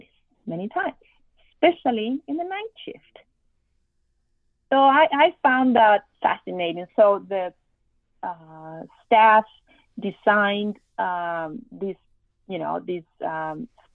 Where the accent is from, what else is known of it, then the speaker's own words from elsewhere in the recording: Argentina; moved away as an adult; now in Miami, United States; I am from Argentina